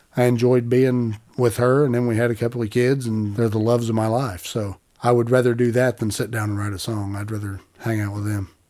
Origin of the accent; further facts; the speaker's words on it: Appalachia, United States; I'm from Appalachia.